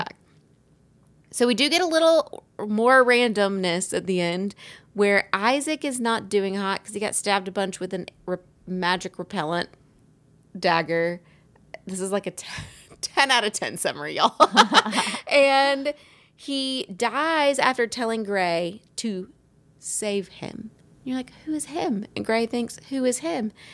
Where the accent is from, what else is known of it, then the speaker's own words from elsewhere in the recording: Alabama, United States; accent: Southern; I grew up in Alabama